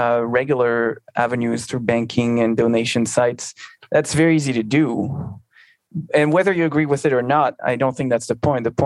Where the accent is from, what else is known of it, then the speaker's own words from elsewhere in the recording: near Albertville, Auvergne-Rhône-Alpes, France; Albertville, near my hometown